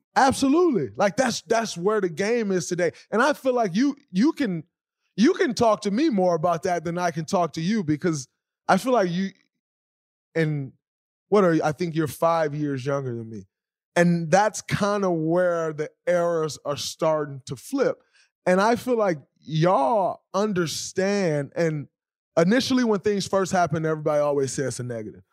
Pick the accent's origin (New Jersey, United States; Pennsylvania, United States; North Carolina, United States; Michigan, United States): Michigan, United States; Saginaw; I'm from Saginaw, Michigan